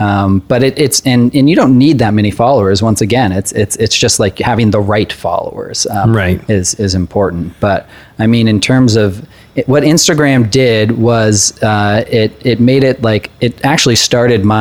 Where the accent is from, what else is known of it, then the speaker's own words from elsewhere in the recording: California, United States; also born or lived in Portland; now in New York, United States; we grew up in California, went to a private school, white male